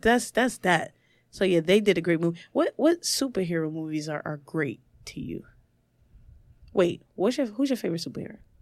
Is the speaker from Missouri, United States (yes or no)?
no; New York City, New York, United States; I'm from the projects. I'm from Marcy Projects. It's a three-bedroom. There was about ten of us in, in my mom's bedroom